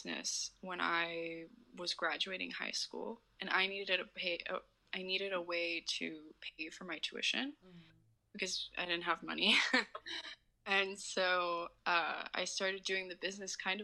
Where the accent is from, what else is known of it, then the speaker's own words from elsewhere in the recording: Houston, Texas, United States; also born or lived in Arkansas; I live in Houston. I wasn't born here. I was born in Arkansas, but I've lived here my whole life